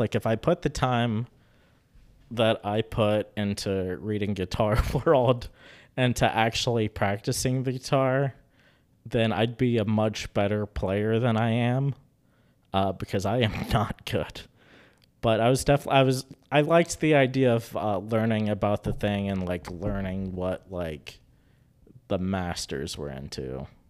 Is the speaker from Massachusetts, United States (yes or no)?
no; Charleston, West Virginia, United States; now in Huntington, United States; I grew up in Charleston